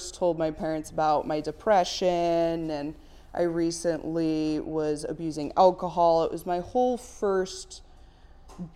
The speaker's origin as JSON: {"language": "English", "town": "Grand Rapids", "region": "Michigan", "country": "United States", "tie": "born or raised there", "said": "I grew up in Grand Rapids, Michigan."}